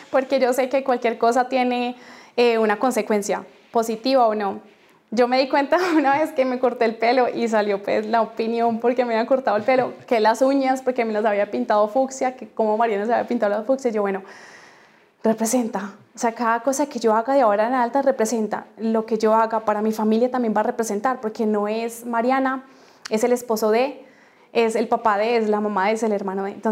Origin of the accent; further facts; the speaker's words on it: Colombia; que nos sintiéramos orgullosos de ser colombianos y decir que somos colombianos.